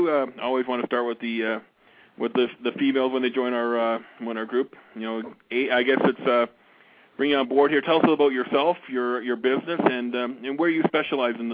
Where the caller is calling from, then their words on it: Calgary, Alberta, Canada; I'm broadcasting from Calgary, Alberta, Canada.